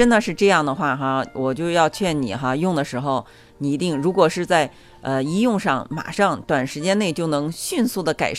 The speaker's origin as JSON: {"language": "Chinese", "country": "China", "said": "这个感染是因为我们中国人哈，我们平时喜欢聚餐"}